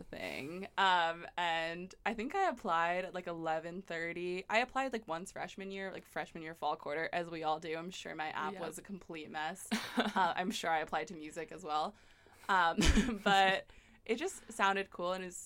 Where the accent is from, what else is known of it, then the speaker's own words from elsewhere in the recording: Philadelphia, Pennsylvania, United States; I'm from Philadelphia